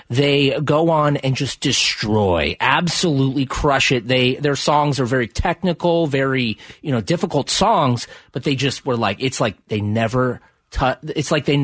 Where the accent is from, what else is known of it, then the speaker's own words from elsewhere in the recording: New Jersey, United States; That's, I'm from New Jersey.